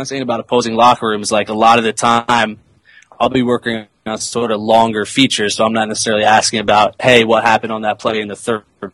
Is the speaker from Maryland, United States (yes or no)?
yes; Silver Spring, Maryland, United States; I grew up in Silver Spring, you know, right there on the D.C. border.